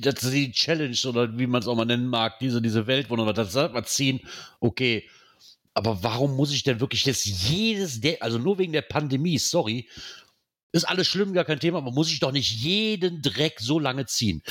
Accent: Rhineland, Germany; Was ich schon mal sehr sinnvoll finde als Rheinländer

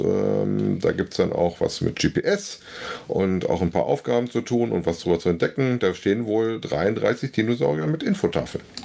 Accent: North Rhine-Westphalia, Germany; meine Heimatregion

